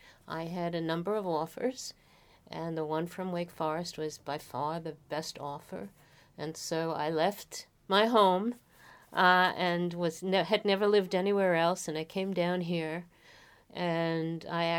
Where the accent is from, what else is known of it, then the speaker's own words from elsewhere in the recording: Bronx, New York, United States; I'm from the Bronx, New York.